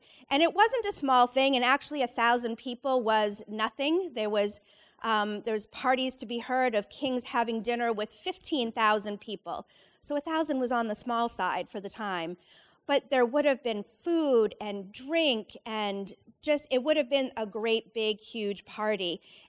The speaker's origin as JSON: {"language": "English", "town": "Leominster", "region": "Massachusetts", "country": "United States", "tie": "born or raised there", "said": "I was probably midway through high school growing up in Central Mass in Leominster."}